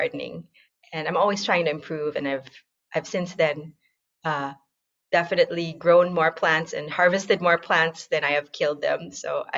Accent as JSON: {"language": "English", "country": "Philippines", "tie": "born or raised there", "moved": "yes", "lives_now": "United States", "said": "I'm from the Philippines"}